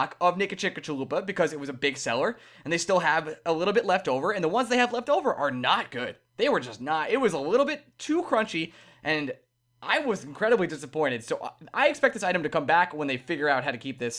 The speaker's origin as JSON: {"language": "English", "region": "New York", "country": "United States", "said": "Three of us are New Yorkers"}